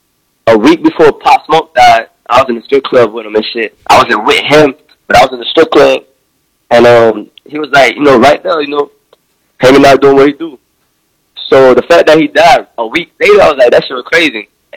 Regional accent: Haiti; Yeah. Yeah, I was born in Haiti as well.

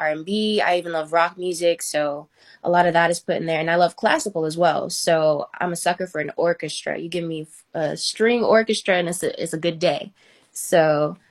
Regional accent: Atlanta, Georgia, United States; now in California, United States; I'm from Atlanta, Georgia, but I'm out here in Cali living the good life

